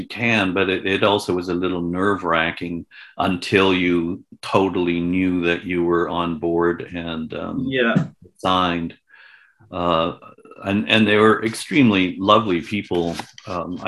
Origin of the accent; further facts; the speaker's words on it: Victoria, British Columbia, Canada; moved away as an adult; also born or lived in Edmonton / Toronto; I was born in Victoria, BC, where I now am.